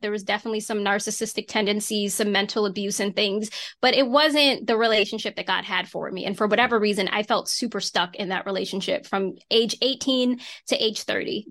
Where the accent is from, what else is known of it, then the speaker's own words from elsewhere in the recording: Reading, Pennsylvania, United States; also born or lived in Philadelphia, Pennsylvania; That's where I'm originally from, but I was born in Philadelphia, Pennsylvania. So, we grew up in Reading and we moved to the suburbs